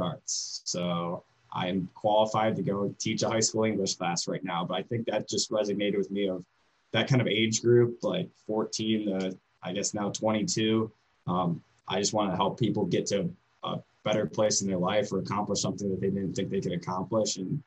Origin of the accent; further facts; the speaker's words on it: Cleveland, Ohio, United States; moved away as an adult; now in Defiance, United States; Yeah, so I'm from the Cleveland area